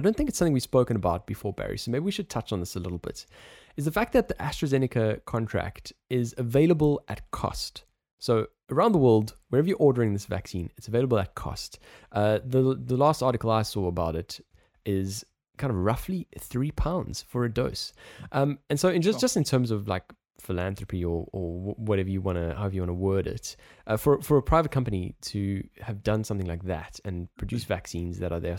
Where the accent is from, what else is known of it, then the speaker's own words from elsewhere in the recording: South Africa; accent: South African; Yes, I know we both have South African accents, but I'm also, I'm South African, but I'm here.